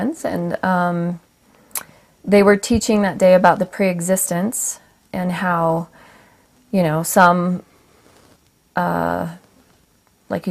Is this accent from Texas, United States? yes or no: no; Kaysville, Utah, United States; I was born here in Utah, raised